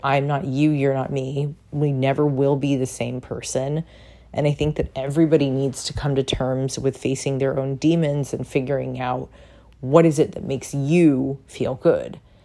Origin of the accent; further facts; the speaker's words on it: San Diego, California, United States; I'm Polish and Japanese, and I did not look like everybody I grew up with in San Diego